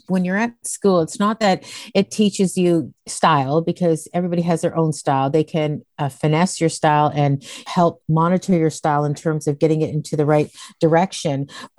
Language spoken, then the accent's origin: English; Dundas, Ontario, Canada; It was a population of 21,000 people, which I'm now going to move back home to. And it was absolutely beautiful. We were right in the conservation area. I lived in the valley.